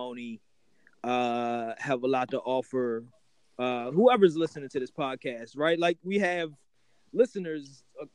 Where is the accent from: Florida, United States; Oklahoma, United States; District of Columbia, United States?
District of Columbia, United States; Washington; I'm a Howard University Hospital baby.